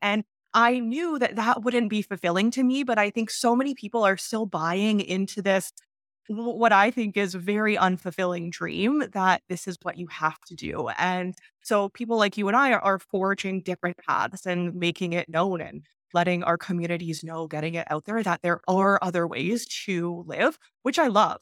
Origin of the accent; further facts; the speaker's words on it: Canada; moved away as an adult; now in Mexico; I was born in Canada